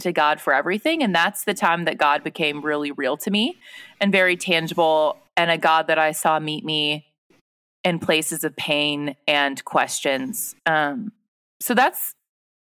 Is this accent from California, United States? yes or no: yes; Pleasanton, California, United States; moved away as an adult; also born or lived in Los Angeles, California; now in Sioux Falls, United States; I grew up near in Northern California in a town called Pleasanton.